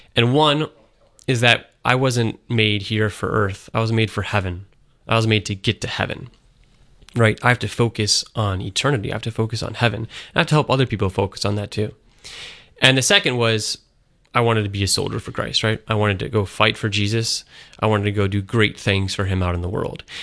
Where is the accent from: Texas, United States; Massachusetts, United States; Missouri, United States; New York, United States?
New York, United States; Syracuse; I'm from Syracuse, New York, originally. And I grew up there